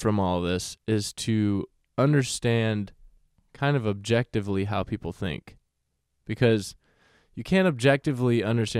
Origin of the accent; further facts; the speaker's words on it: Texas, United States; we're from Texas